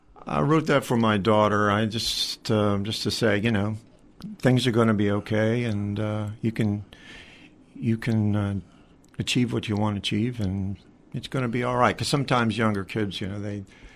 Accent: Virginia Tidewater, United States; moved away as an adult; also born or lived in New England / Nashville; Originally, born and bred in Virginia. And through bands I've worked with, I've lived in New England. I've lived in Nashville for a while

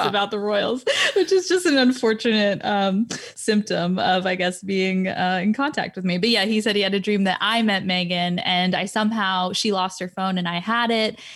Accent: Florida, United States; also born or lived in Scotland; I grew up in Florida

